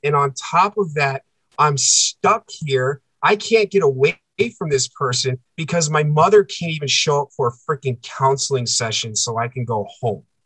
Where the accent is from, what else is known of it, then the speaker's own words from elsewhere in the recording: East Coast, United States; moved away as an adult; now in central United States; I'm a coastal boy. I grew up on the East Coast. I'm living in the middle of the freaking country